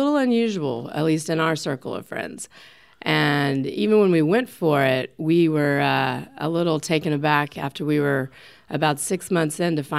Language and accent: English; North Carolina, United States; moved away as an adult; now in California, United States; So I came from North Carolina to California in 98 on an advertising career